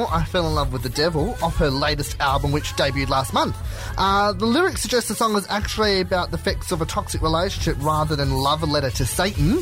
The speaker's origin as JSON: {"language": "English", "town": "Blacktown", "region": "New South Wales", "country": "Australia", "tie": "born or raised there", "said": "I grew up in Blacktown"}